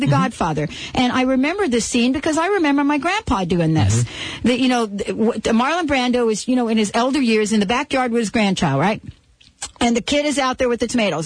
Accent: New Jersey, United States; moved away; also born or lived in New York City; growing up in New Jersey

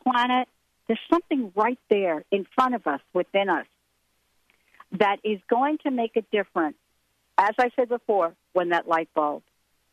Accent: New Jersey, United States; now in Seattle, United States; where I am on the East Coast is back in my hometown, grew up here in New Jersey

